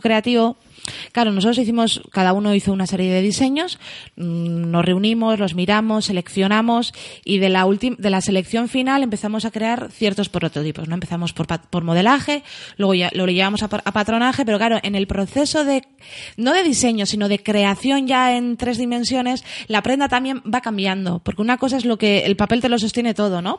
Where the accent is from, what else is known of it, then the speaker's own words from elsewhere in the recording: Getxo, Basque Country, Spain; yo soy una guaita de Algorta